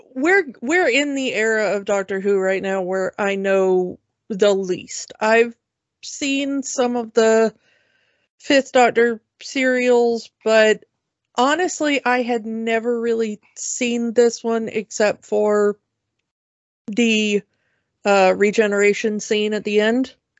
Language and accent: English; United States; As an American